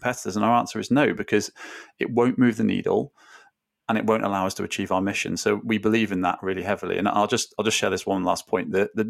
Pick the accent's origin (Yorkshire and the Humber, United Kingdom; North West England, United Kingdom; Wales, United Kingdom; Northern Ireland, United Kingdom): Wales, United Kingdom; I grew up in South Wales.